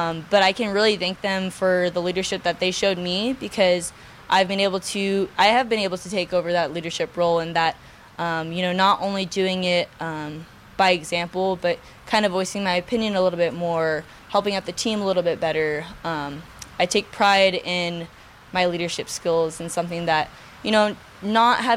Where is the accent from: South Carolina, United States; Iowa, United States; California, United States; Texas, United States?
California, United States; Southern; moved away; I'm from Southern California